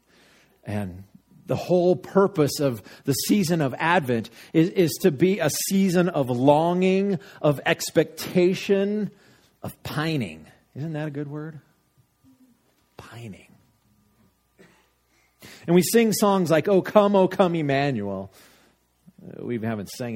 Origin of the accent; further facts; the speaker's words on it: Littleton, Colorado, United States; growing up in Littleton, in the suburbs of Denver